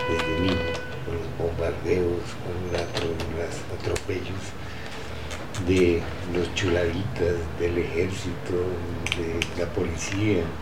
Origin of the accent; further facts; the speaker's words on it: Bogotá, Colombia; en Chocotá, en La calle donde yo nací.